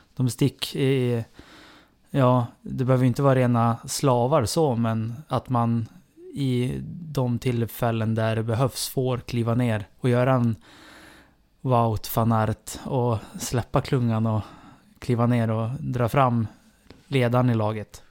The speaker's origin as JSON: {"language": "Swedish", "country": "Sweden", "said": "jag kan ju bara se på mig som svensk"}